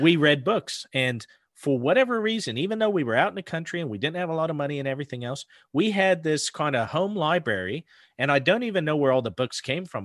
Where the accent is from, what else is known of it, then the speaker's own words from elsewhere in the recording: northern panhandle of Idaho, United States; I grew up in the Pacific Northwest, mountains and forests